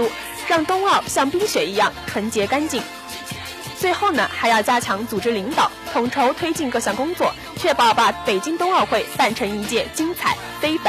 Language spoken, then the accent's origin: Chinese; Hunan, China; 我是湖南人呀。